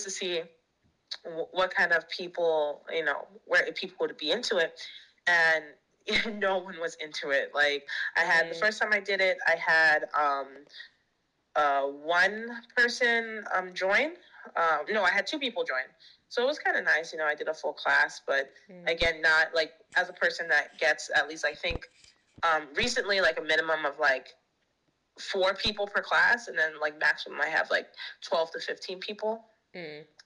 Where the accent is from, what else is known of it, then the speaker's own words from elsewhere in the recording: New York, United States; moved away as an adult; now in Shanghai, China; I'm from the United States. I'm from the state of New York